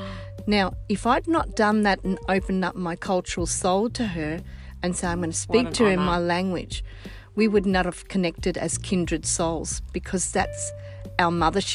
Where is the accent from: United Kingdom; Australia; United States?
Australia; first language Sicilian; I come from Australia, born of children of Sicilian migrants.